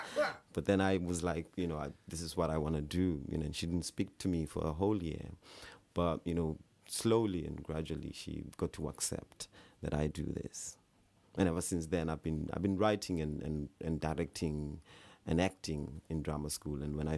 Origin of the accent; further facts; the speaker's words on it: South Africa; when you're growing up in South Africa, especially when you're growing up in these remote villages, in these small towns, you know, you never get to get access to theatre.